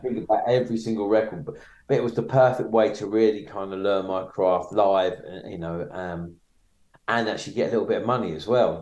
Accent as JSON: {"language": "English", "town": "Maidstone", "region": "South East England", "country": "United Kingdom", "tie": "born or raised there", "said": "I grew up in Maidstone in Kent"}